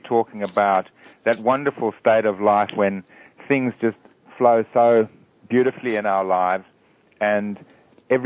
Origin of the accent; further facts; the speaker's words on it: Eswatini; moved away; also born or lived in Sydney, Australia; I grew up in a very small country in Africa called Swaziland